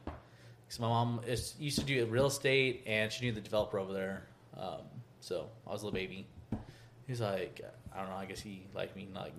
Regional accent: Austin, Texas, United States; born and raised Austin, Texas.

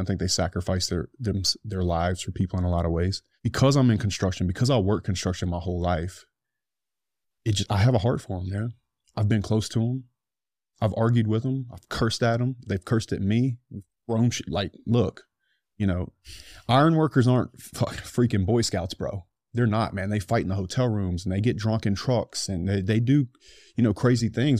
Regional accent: United States; I'm an American

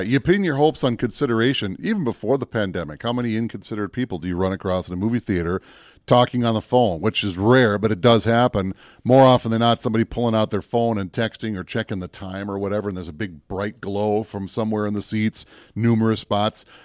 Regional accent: Minneapolis, Minnesota, United States; I grew up down in the Twin Cities

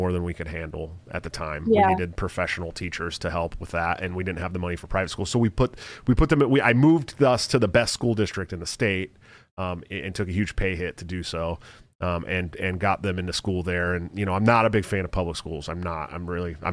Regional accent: Antioch, California, United States; also born or lived in Oakland, California; I'm a Bay Area born and raised guy

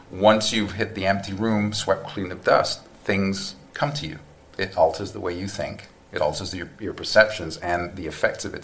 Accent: Newport, Wales, United Kingdom; moved away as an adult; now in United States; South Wales, UK.

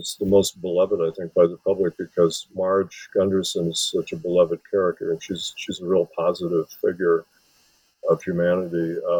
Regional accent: Wisconsin, United States; because I'm from Wisconsin, which is adjacent to Minnesota

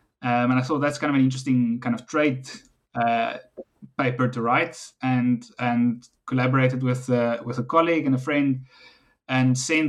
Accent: Western Cape, South Africa; So I'm South African. I grew up in South Africa in the Western Cape, not too far actually from Stellenbosch University. Came to Stellenbosch, studied here

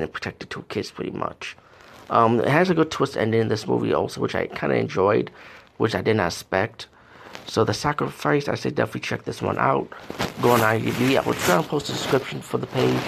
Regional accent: India; being Indian

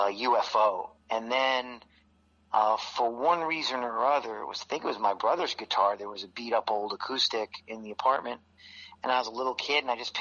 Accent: New York City, New York, United States; moved away; I was born and raised in New York City

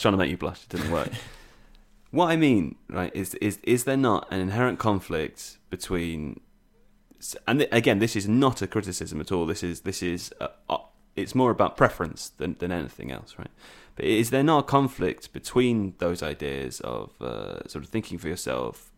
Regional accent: England, United Kingdom; as an English person

